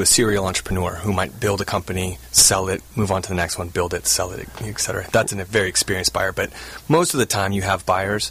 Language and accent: English; Southern California, United States; also born or lived in Virginia; I grew up in Southern California, went to college at the University of Virginia.